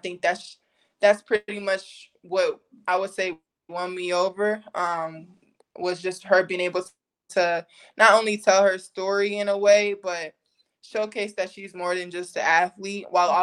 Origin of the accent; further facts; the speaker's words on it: Washington, District of Columbia, United States; DC is my hometown